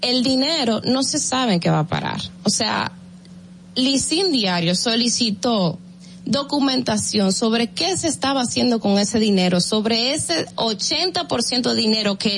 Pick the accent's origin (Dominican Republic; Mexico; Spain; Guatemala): Dominican Republic; en Nueva York el problema está en que somos los mismos dominicanos los que los que resultamos afectados